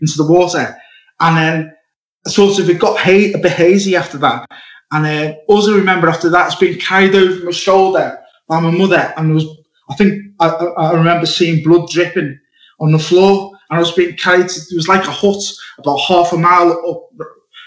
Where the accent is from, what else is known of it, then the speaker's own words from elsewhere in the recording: Liverpool, North West England, United Kingdom; also born or lived in Wirral; I was born in Liverpool